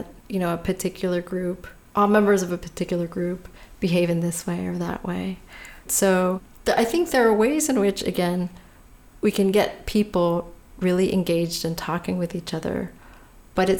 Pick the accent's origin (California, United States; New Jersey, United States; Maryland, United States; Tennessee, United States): California, United States; I was born and raised in California